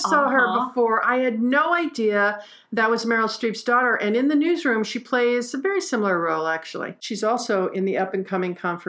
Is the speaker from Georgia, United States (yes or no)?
no; Detroit, Michigan, United States; I grew up in Detroit.